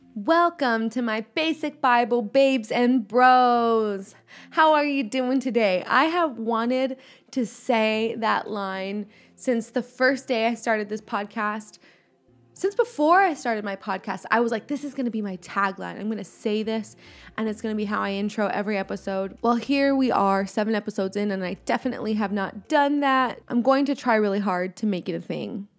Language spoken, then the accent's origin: English; Los Angeles County, California, United States; I am from Los Angeles County.